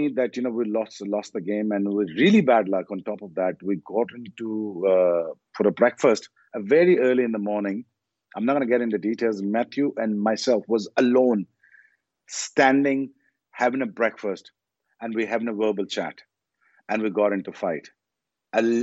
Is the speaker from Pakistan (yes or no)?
yes; Pakistan; as a Pakistani